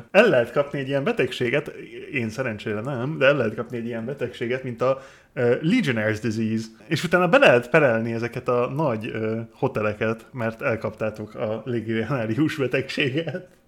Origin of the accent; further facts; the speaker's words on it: United Kingdom; Én Brit vagyok.